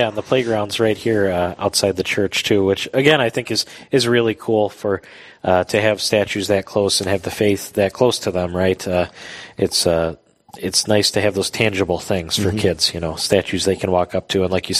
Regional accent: Detroit, Michigan, United States; moved away; I grew up in Metro Detroit

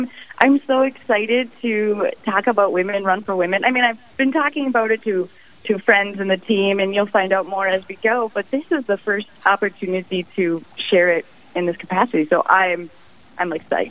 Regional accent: Crosby, Minnesota, United States; now in Duluth, United States; husband and I, Michael, live in Duluth, Minnesota. We've been here for about 5 years. I'm originally from the Lakes area in Brainerd, just a couple lakes away from you. In Crosby.

